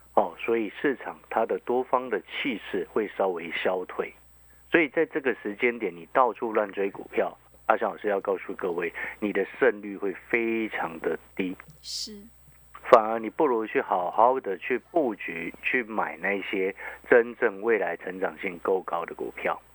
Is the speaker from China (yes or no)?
no; Hualien, Hualien County, Taiwan; now in Taipei, Taiwan; 因为可能我在花莲长大，那个后来来台北念书这些的嘛，那时候我刚上台北的时候就非常的不习惯